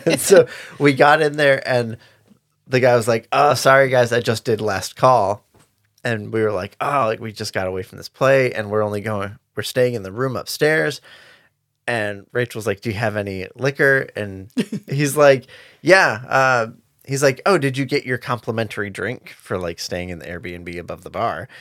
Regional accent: Michigan, United States; where Rich and I grew up in Michigan

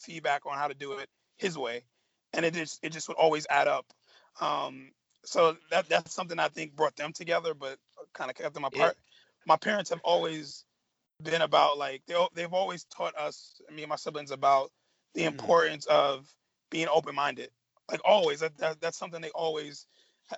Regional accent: New York City, New York, United States; also born or lived in Staten Island, New York; I'm born and raised in Brooklyn, New York

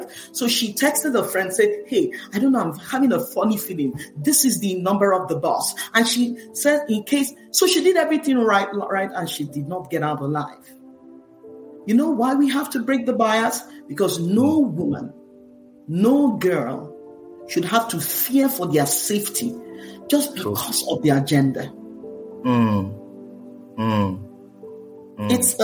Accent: Nigeria; now in United States; I'm Nigerian-American, Nigerian by heritage, American by naturalization.

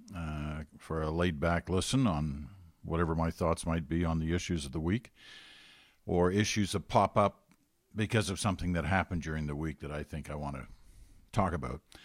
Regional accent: United Kingdom; now in Canada; I'm British. We were all born in Britain.

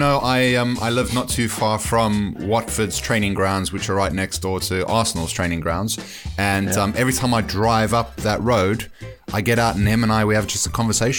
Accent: South Africa; first language English; moved away; That was a suburb next to where I grew up in South Africa, La Rochelle.

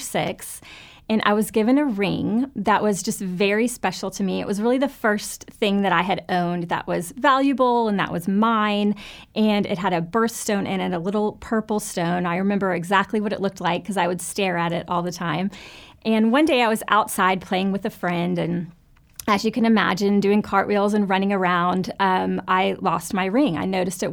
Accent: Fort Lauderdale, Florida, United States; I grew up in Fort Lauderdale, Florida, and was raised in a wonderful church there

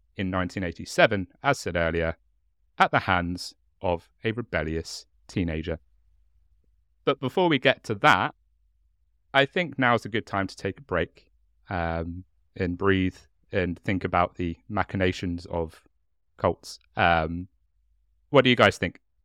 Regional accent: Hastings, South East England, United Kingdom; accent: chav; I'm from Hastings, and we can't speak the English language in Hastings

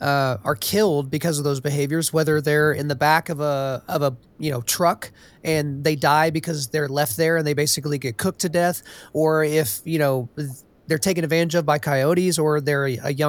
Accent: Los Angeles, California, United States; Oh, and by the way, I grew up in Los Angeles.

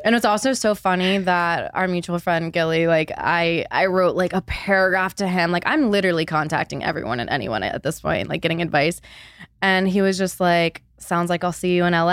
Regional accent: Charlotte, North Carolina, United States; I'm Born and raised in Charlotte, moved back home

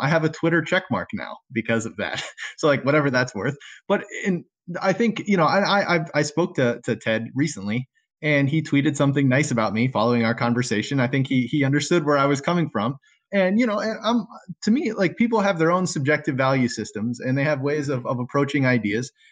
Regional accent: South Florida, United States; moved away as an adult; now in Michigan, United States; I'm new to this area in Michigan. I'm from South Florida

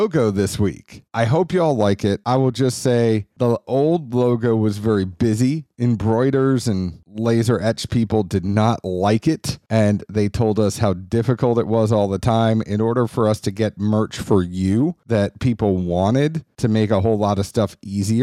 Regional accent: New England, United States; I'm from New England

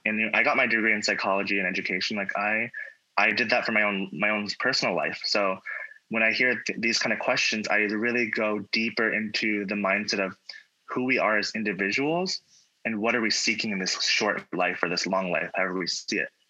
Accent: Virginia, United States; moved away as an adult; now in Hawaii, United States; I'm from Virginia

